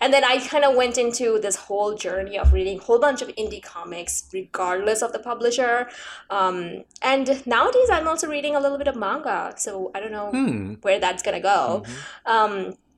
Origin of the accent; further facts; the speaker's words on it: Bangladesh; I'm actually originally from Bangladesh. And I think we got the same version of things, maybe one in English and one in Bangla. Things were not very good back home.